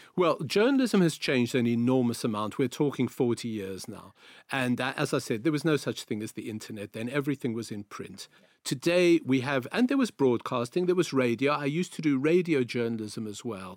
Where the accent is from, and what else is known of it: South Africa; accent: South African; moved away as an adult; also born or lived in Greece